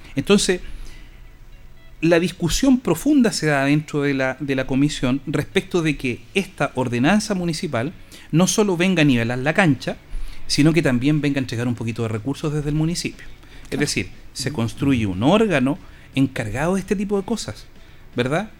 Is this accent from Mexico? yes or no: no; Linares, Maule, Chile; yo soy hijo del Coya, viví aquí poquito más allá